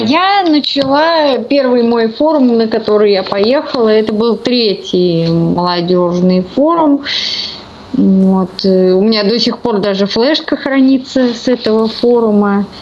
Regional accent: Saint Petersburg, Russia; Я коренная ленинградка

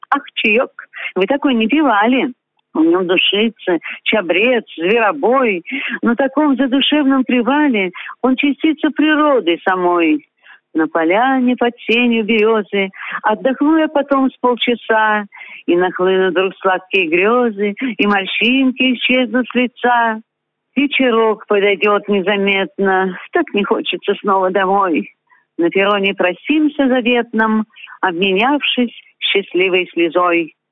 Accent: Moscow, Russia; moved away as an adult; also born or lived in Sakhalin; now in Kopeysk, Russia; Я родилась в Москве, закончила университет – и затем, по велению сердца и души, поехала работать учителем на Дальний Восток.

